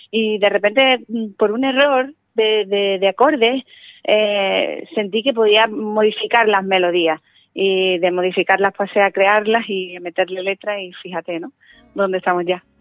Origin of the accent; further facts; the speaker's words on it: Seville, Andalusia, Spain; ese es mi nombre verdadero, ¿no?